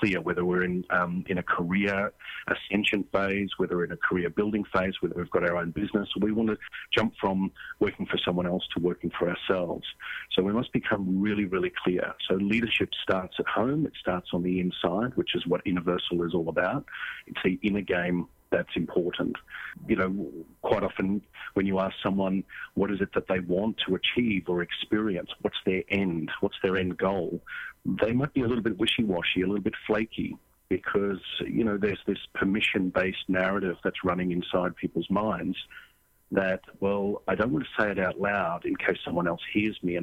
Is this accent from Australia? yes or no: yes; Australia; moved away; also born or lived in San Diego; I grew up in Australia. I'm actually in San Diego right now